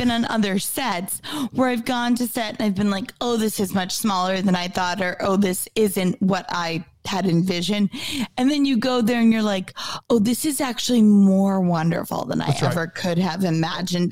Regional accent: Mount Carmel, Pennsylvania, United States; moved away; everyone in my hometown in the coal region, Mount Carmel, PA.

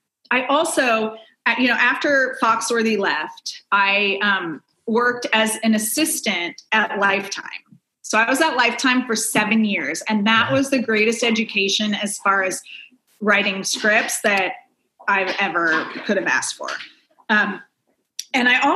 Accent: Silicon Valley, Northern California, United States; now in Los Angeles, United States; I grew up in Northern California in Silicon Valley area

